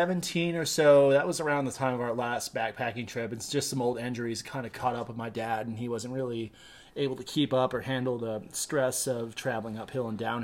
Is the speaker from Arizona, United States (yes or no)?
yes; Sahuarita, southern Arizona, United States; also born or lived in East Coast, United States; Well, I was born on the East Coast, but I lived most of my childhood in southern Arizona, a little town called Sarita, about 30 miles north of the border.